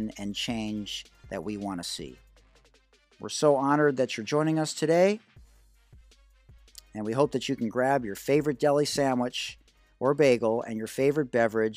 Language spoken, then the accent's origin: English; Detroit, Michigan, United States; moved away as an adult; I grew up in Detroit. That's where I spent my first 18 years